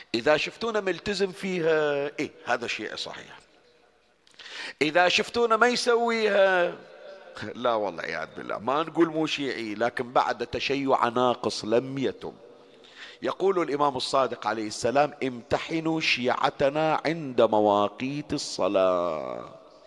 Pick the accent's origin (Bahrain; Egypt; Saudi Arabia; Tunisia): Bahrain; عندنا بالبحرين